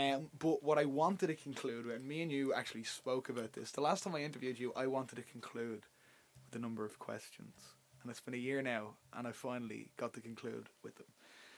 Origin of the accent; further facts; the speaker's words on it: Dublin, Leinster, Ireland; Like we're from Dublin.